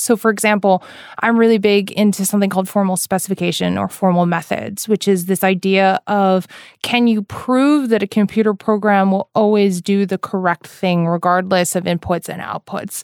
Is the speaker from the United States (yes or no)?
yes; New York, United States; especially in the East Coast, which is where I'm from, I'm from New York.